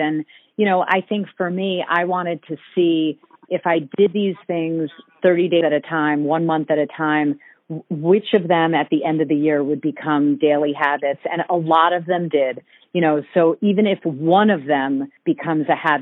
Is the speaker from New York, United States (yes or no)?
yes; New York City area, United States; also born or lived in California; I was born in California, and I've lived in the New York City area literally my entire life.